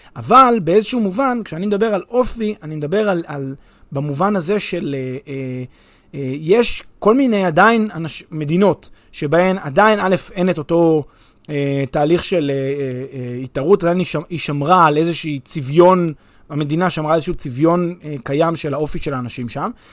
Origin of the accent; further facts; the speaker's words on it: Israel; אני כישראלי